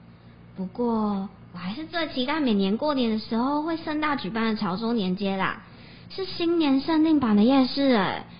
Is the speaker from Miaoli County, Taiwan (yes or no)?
no; Pingtung County, Taiwan; 他们的山形鸡蛋糕啊，是以我们家乡北大武山为雏形哦。